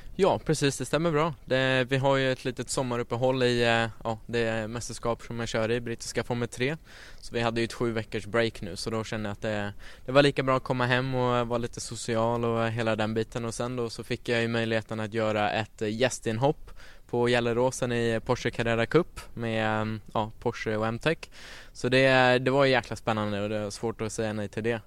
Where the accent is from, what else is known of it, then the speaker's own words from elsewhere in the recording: Stockholm, Stockholm County, Sweden; född och uppvuxen här i Stockholm